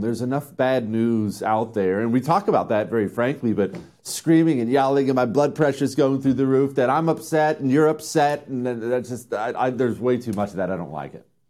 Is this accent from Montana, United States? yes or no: yes; Montana, United States; I grew up in Montana